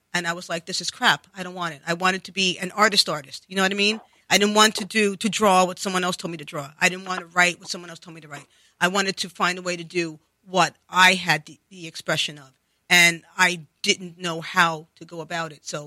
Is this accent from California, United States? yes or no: no; New York City, New York, United States; accent: New York; I grew up in the Bronx